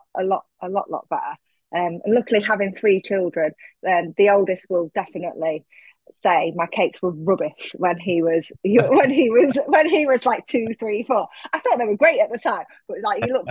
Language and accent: English; Lincoln, East Midlands, United Kingdom; now in Nottinghamshire, United Kingdom; home is Lincoln in Lincolnshire. Mm. That's where I was born. That's where I grew up.